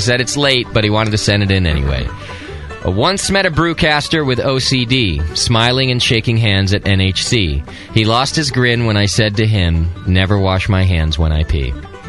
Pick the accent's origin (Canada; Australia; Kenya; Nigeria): Canada; New Brunswick; I ate it right out of the tub when I was a wee little fat lad growing up in New Brunswick.